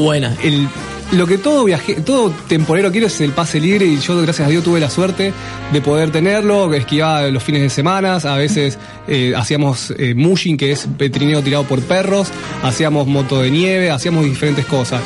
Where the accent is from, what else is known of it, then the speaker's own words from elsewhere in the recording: Rosario, Santa Fe, Argentina; yo que soy rosarino